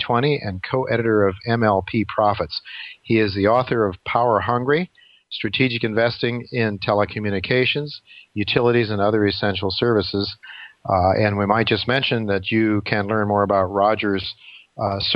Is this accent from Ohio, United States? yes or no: yes; Ohio, United States; now in New York City, United States; I grew up in Ohio